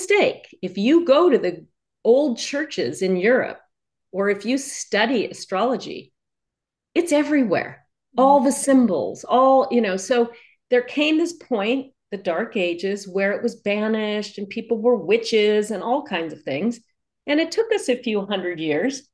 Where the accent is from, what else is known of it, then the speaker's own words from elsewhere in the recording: New York City, New York, United States; I was born in New York City